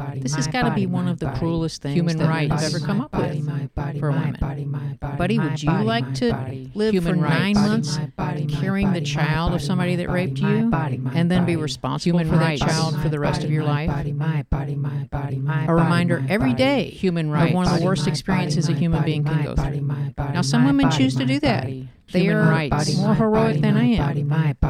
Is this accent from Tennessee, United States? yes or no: yes; Tennessee, United States; Unlike my home state of Tennessee, even the most restrictive countries allow abortion to save the life of the mother.